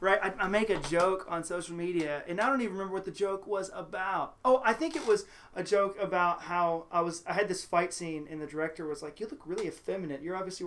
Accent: Houston, Texas, United States; now in Cincinnati, United States; I moved to Cincinnati from the Deep South. I always joke, people are like, oh, you're from Kentucky? No. I'm from the Deep South. We moved from Houston.

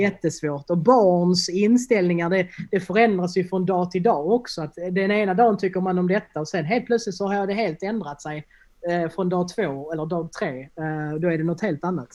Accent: Helsingborg, Skåne, Sweden; also born or lived in Landskrona; jag är ju från Helsingborg från början

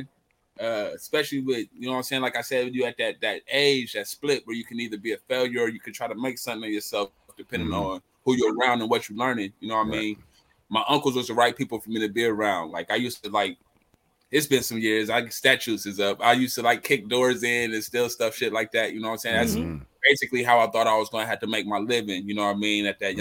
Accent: Columbus, Ohio, United States; also born or lived in Texas; I was born and raised in Columbus, Ohio

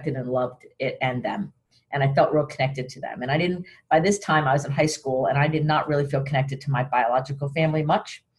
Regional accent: Sarasota, Florida, United States; I was raised in Sarasota

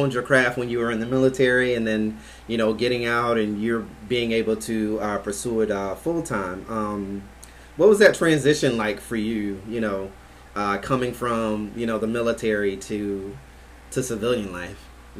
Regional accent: Albany, Georgia, United States; also born or lived in Jacksonville; now in Orlando, United States; yeah, I'm from Georgia originally, Albany, Georgia originally.

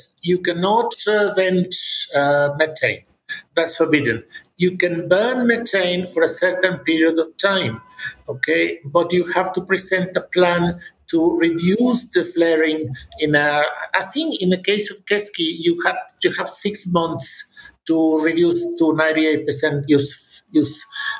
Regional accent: Monterrey, Nuevo León, Mexico; No, I'm from Monterrey, which is the northeast. In Monterrey yesterday, we had 110 degrees Fahrenheit.

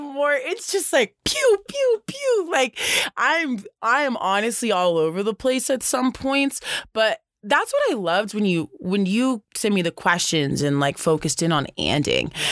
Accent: the South, United States; now in Boulder, United States; growing up in the South

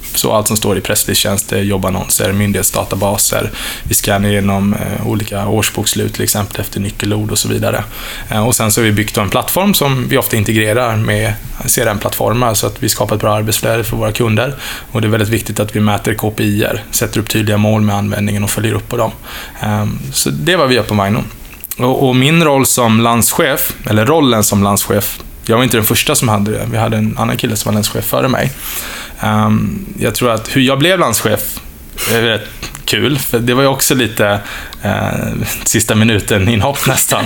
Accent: Oskarshamn, Kalmar County, Sweden; moved away; also born or lived in Stockholm / Lund; jag är född faktiskt i Stockholm, men jag profilerar mig ofta som smålänning, för det har jag bott egentligen hela mitt liv

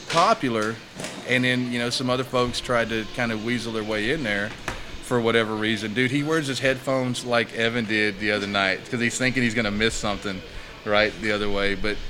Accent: Texas, United States; I grew up in South Texas. I was born and raised here.

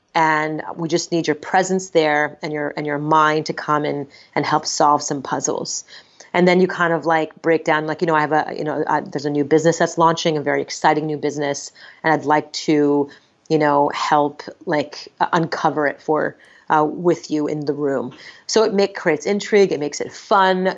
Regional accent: Montreal, Quebec, Canada; I'm born and raised in Montreal, Canada

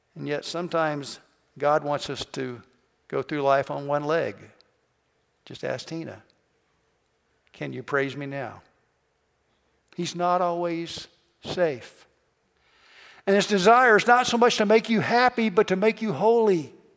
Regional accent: Kentucky, United States; I'm from Kentucky

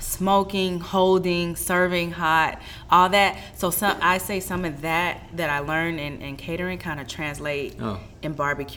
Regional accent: St. Louis, Missouri, United States; moved away; We're from the Midwest.

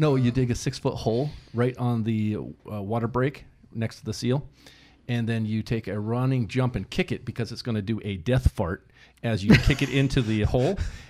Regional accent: Huntington Beach, California, United States; moved away; Orange County, Huntington Beach.

